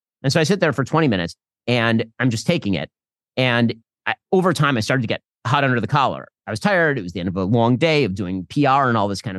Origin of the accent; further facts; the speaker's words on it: United States; I'm from America